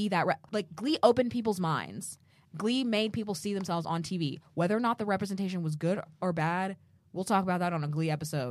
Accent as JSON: {"language": "English", "country": "United States", "said": "I'm American."}